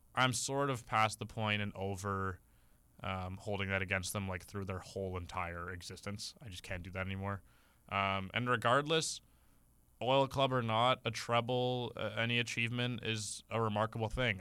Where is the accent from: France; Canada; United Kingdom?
Canada; We're Canadian